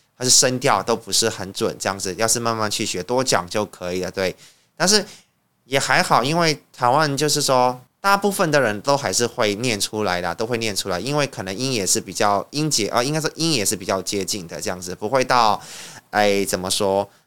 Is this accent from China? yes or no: no; Yangon, Yangon Region, Myanmar; first language Burmese; Chinese is a second language; moved away as an adult; now in Taiwan; 作为一个缅甸人，而且我刚好又是在缅甸长大的